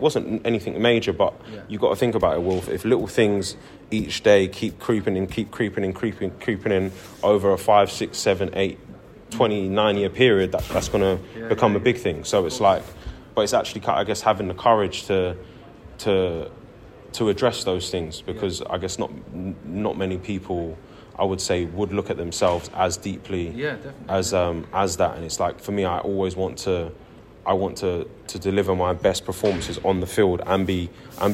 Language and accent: English; London, United Kingdom; moved away as an adult; now in Bristol, United Kingdom; I grew up in London since I was a kid. And I'm a London, South Londoner through and through.